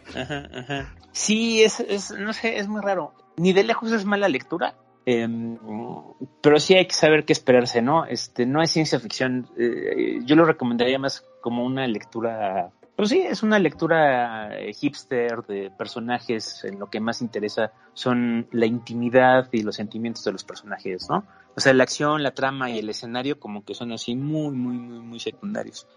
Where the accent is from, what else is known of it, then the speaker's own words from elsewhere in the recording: Mexico; en México no tenemos ese tipo de narrativas